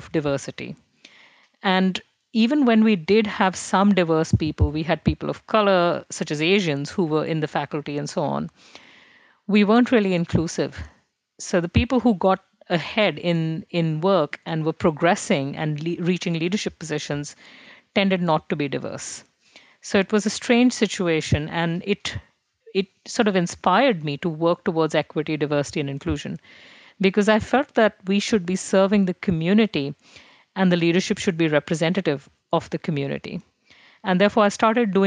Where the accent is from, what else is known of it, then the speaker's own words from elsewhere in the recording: Delhi, India; first language Hindi; English is a second language; moved away; I grew up in Delhi, which is a big city